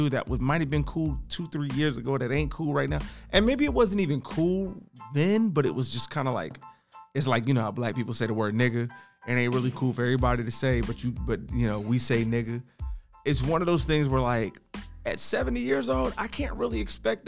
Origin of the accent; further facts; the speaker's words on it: Philadelphia, Pennsylvania, United States; Philadelphia County, Pennsylvania, which is my hometown